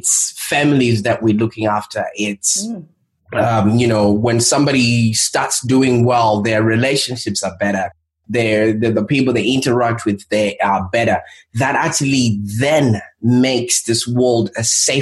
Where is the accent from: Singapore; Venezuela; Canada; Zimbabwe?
Zimbabwe; moved away; I was born in Zimbabwe